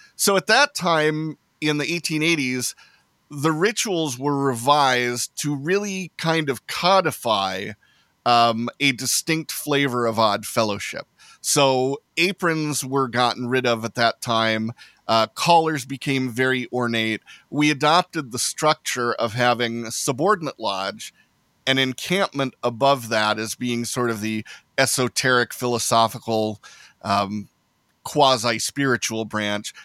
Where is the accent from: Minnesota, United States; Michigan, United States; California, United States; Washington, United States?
Washington, United States; Seattle; I'm from the Seattle area